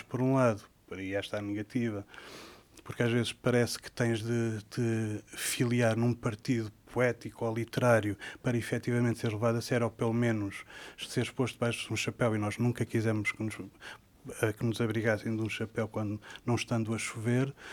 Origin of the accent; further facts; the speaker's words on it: Sintra, Lisbon, Portugal; eu sou de Sintra, de uma, hoje em dia é uma vila que se chama Monte Lavar